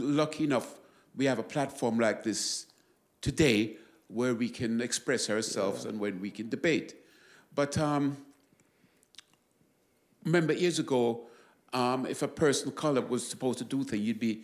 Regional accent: London, United Kingdom; growing up in London years ago

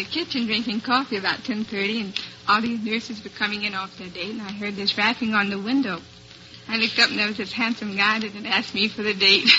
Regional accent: Plymouth, Massachusetts, United States; I'm from Plymouth, Massachusetts.

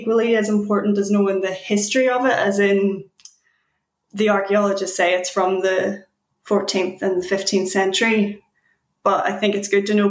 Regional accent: Belfast, Northern Ireland, United Kingdom; I suppose we're both from Belfast

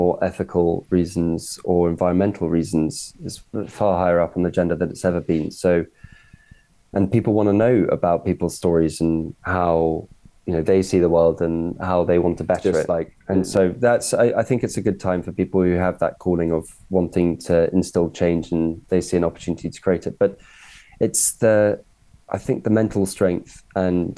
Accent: Cornwall, South West England, United Kingdom; And I grew up in Cornwall

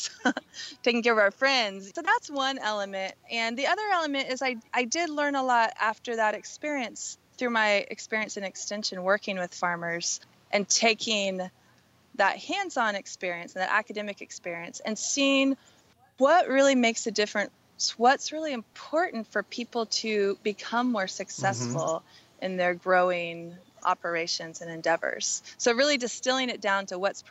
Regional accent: Southern Oregon, United States; my hometown in Southern Oregon

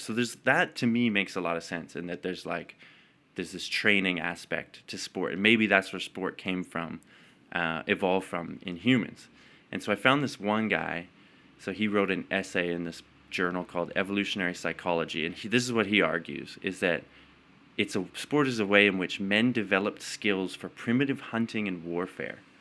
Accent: Calgary, Alberta, Canada; also born or lived in Edmonton; I was born in Edmonton, didn't live there very long, and then moved to Calgary.

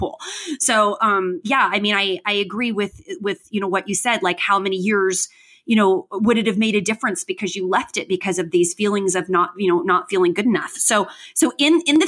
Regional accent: Tucson, Arizona, United States; I was raised in Tucson

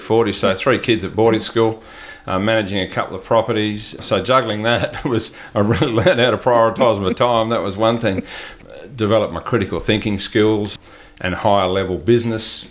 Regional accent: New South Wales, Australia; moved away; I grew up in ag. My father managed properties, so I'm from New South Wales originally.

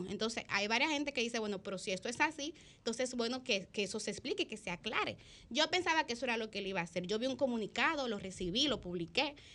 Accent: Dominican Republic; que es lo que yo creo que como país, que como República Dominicana, nos eh, conviene.

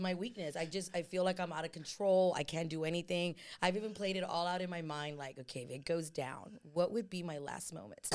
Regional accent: San Antonio, Texas, United States; I'm from San Antonio, born and raised. Uh, I grew up in the West Side, South Side

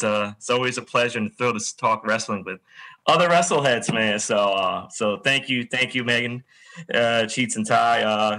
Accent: New York, United States; since we're all from New York

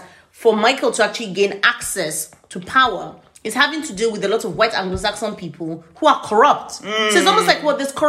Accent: Nigeria; I'm in a relationship with a Nigerian and we're also Yoruba ethnicity

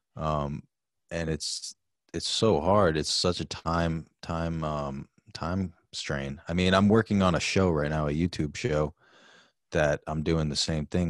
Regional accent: New York City, New York, United States; now in New Rochelle, United States; I was born in New York City

